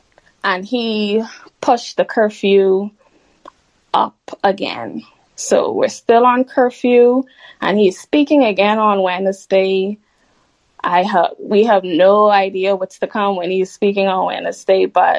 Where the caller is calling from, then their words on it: Bahamas; Sorry, I'm calling in from the Bahamas.